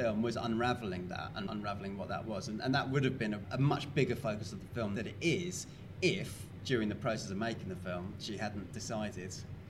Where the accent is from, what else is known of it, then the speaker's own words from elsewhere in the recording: London, United Kingdom; I grew up in London. I suppose I had a bit of kind of folk influence because I grew up in a really Irish area of London